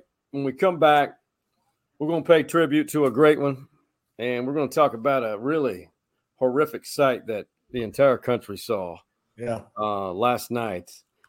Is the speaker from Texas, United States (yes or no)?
yes; Austin, Texas, United States; I started going to Texas baseball games at a young age here in Austin, Texas, growing up before I left forever.